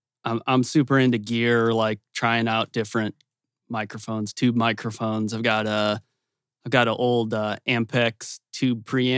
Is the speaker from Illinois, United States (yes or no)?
yes; Chicago, Illinois, United States; also born or lived in Colorado; now in Louisville, United States; I grew up in Chicago.